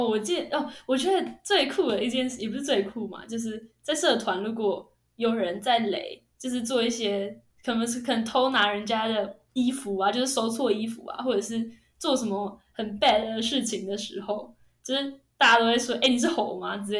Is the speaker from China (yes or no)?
no; Taichung, Taiwan; 我记得当端午节的时候，他们都会问我们台中人说